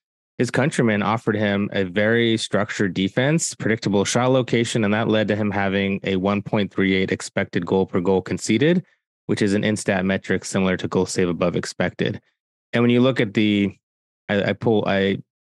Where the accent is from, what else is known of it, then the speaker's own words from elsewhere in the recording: United States; as an American